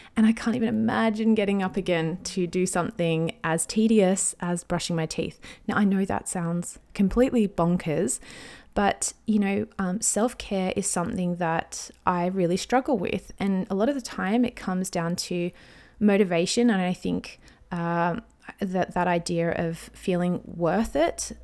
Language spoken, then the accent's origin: English; Australia; I'm an Aussie mum in my thirties